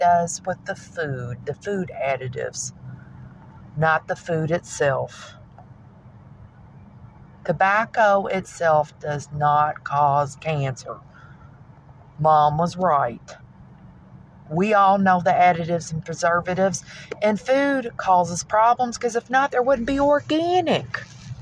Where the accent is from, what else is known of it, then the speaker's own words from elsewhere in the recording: Kentucky, United States; Kentucky is tobacco land. It's what we